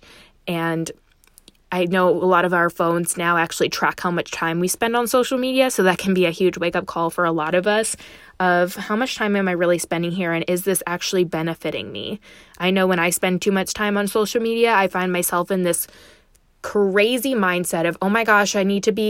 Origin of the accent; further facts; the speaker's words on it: Chicago, Illinois, United States; now in Dallas, United States; I grew up in Chicago and I live in Dallas now